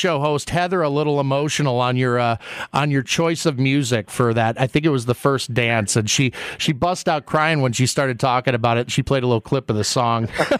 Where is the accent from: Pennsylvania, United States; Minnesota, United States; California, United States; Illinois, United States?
Minnesota, United States; Twin Cities; That's my hometown.